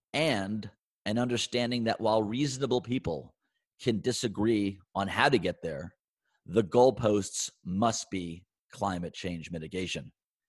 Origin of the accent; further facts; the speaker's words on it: Washington, District of Columbia, United States; I grew up in Washington D.C., so yeah.